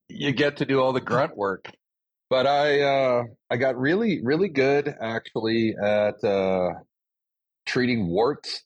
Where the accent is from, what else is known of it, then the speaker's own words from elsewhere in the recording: Canada; growing up in a country that gives a crap about its people.